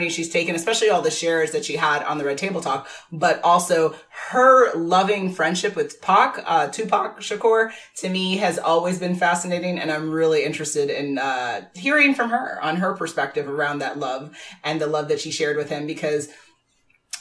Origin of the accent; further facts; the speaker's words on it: New York, United States; I'm born and raised in New York